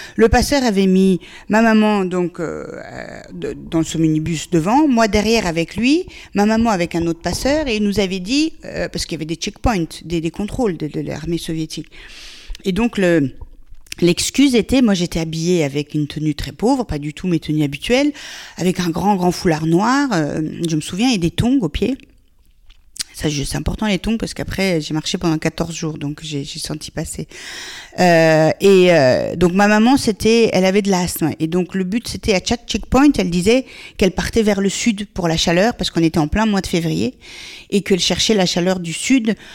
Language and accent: French; Afghanistan; now in France; mon pays d'origine